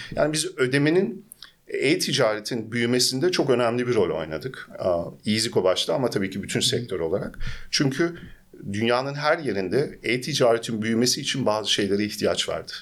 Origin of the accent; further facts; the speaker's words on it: Germany; also born or lived in Istanbul, Turkey; Almanya'da doğdum, büyüdüm ve bütün iş hayatımı aslında Almanya'da geçirdim.